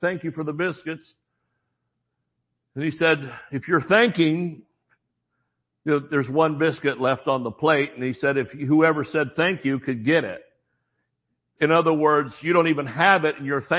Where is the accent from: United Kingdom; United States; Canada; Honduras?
United States; the South; We don't put the G on when we're from the South